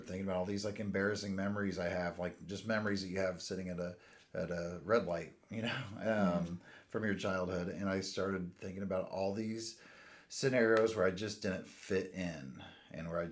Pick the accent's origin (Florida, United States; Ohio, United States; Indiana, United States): Indiana, United States; Indianapolis; born and raised in Indianapolis.